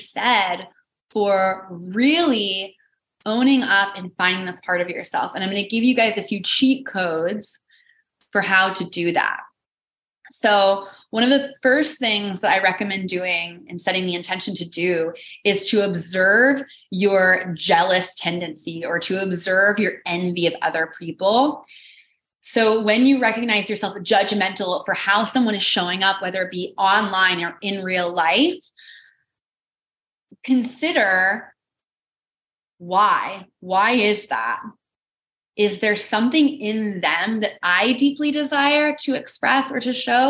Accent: Midwest, United States; moved away; a market in the Midwest where I grew up

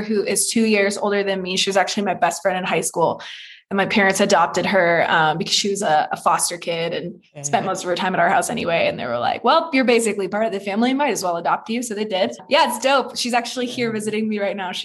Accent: Petaluma, California, United States; my hometown, Petaluma, California

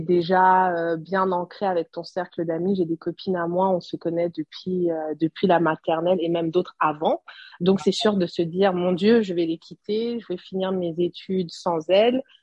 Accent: Burundi; also born or lived in Montreal, Canada; now in Guadeloupe; J'étais la seule burundaise

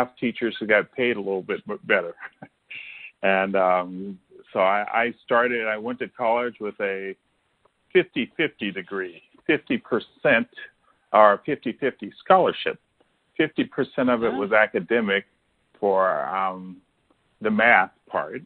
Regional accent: Ohio, United States; moved away as an adult; also born or lived in Chicago, Illinois; I'm originally from Ohio

